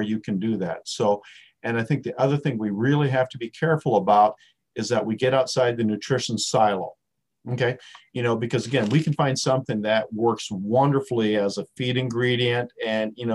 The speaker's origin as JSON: {"language": "English", "region": "South Dakota", "country": "United States", "moved": "yes", "said": "I was a redneck from South Dakota"}